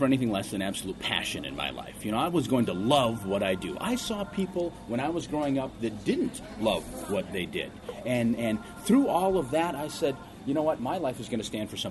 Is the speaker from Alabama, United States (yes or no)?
no; Ortonville, Minnesota, United States; also born or lived in Seoul, South Korea; in Ortonville, Minnesota, I was the minority population